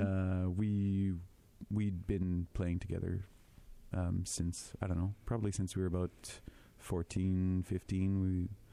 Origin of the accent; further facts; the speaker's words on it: Winnipeg, Manitoba, Canada; I'm a French boy, born and raised in Winnipeg